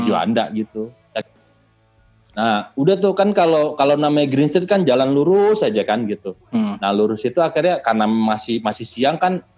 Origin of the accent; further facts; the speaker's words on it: Indonesia; saya dari Indonesia